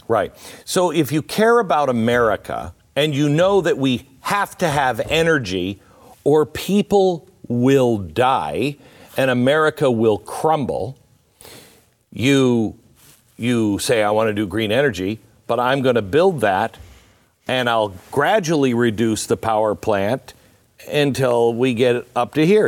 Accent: Pacific Northwest, United States; I grew up in the Pacific Northwest

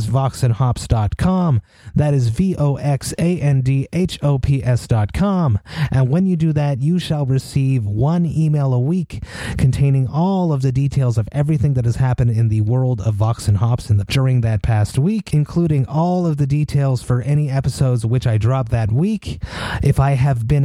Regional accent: Montreal, Quebec, Canada; I am so, so proud to be from Montreal

